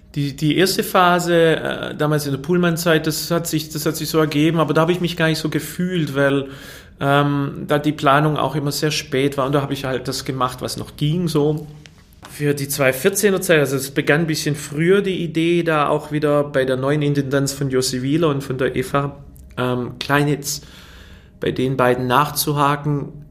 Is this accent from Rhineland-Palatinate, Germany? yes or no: no; Fellbach, Baden-Württemberg, Germany; also born or lived in Waiblingen; Ich bin in Weiblingen geboren, aber in Fellbach-Schmieden aufgewachsen.